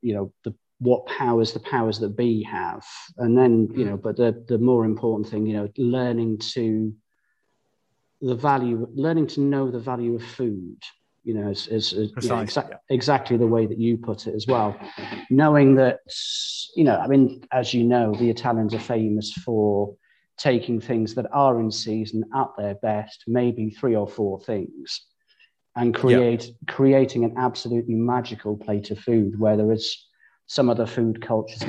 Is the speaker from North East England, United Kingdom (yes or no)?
yes; the Northeast, North East England, United Kingdom; moved away; I'm originally from the Northeast, and when I came along, I was the last one of five